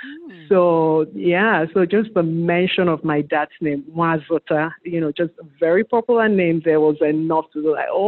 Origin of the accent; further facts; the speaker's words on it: Enugu, Enugu State, Nigeria; moved away as an adult; also born or lived in Anambra State, Nigeria; now in United States; I grew up in Anambra State, in Enugu precisely. I was born in Anambra State, raised there.